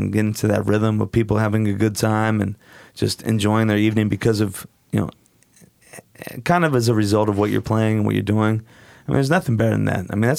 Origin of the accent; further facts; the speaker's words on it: Portland, Oregon, United States; I grew up in Portland.